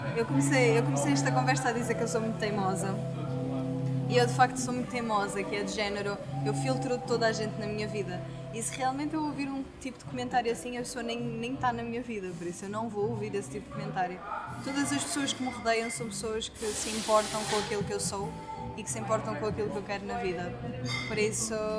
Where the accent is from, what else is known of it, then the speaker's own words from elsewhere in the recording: Portugal; sou portuguesa